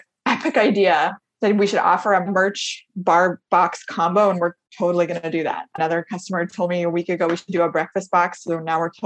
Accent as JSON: {"language": "English", "town": "Portland", "country": "United States", "said": "I'm from Portland"}